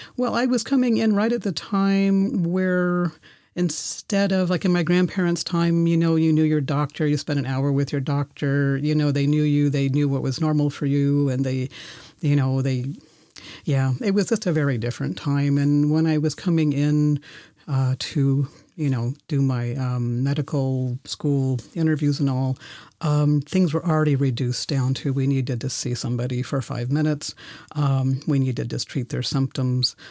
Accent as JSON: {"language": "English", "town": "San Francisco", "region": "California", "country": "United States", "tie": "born or raised there", "also_born_or_lived": "Germany / Oklahoma", "moved": "yes", "lives_now": "Berlin, Germany", "said": "I was born in Germany, where, where I'm, uh, recording from, uh, today, and, um, went to school in San Francisco, spent, uh, summers in Oklahoma with my grandparents"}